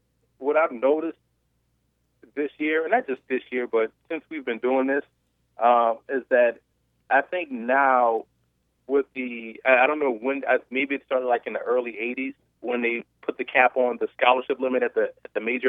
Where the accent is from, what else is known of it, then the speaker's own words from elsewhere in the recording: New Orleans, Louisiana, United States; I grew up in New Orleans